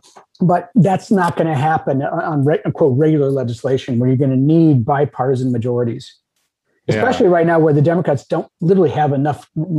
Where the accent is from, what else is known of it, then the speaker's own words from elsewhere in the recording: United States; it's a cultural narrative that I can have as much meat as I want because I'm an American.